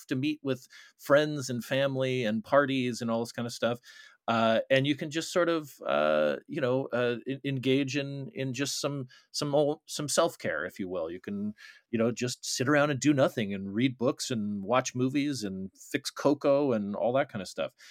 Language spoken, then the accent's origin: English; Arizona, United States; Arizona, my home state